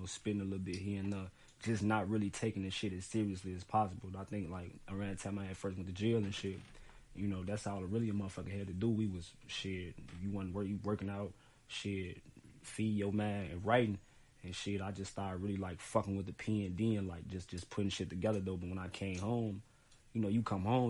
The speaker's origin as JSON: {"language": "English", "town": "Chicago", "region": "Illinois", "country": "United States", "tie": "born or raised there", "said": "I'm from West Side Chicago, North Avenue to be exact"}